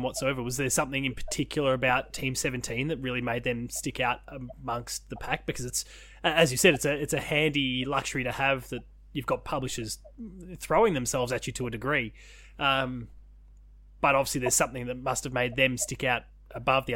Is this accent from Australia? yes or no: yes; Australia; me being an Australian